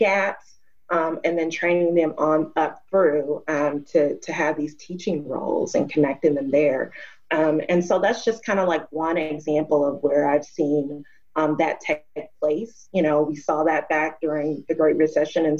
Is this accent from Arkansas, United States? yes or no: yes; Arkansas, United States; moved away as an adult; also born or lived in Atlanta / Minnesota; I was from Arkansas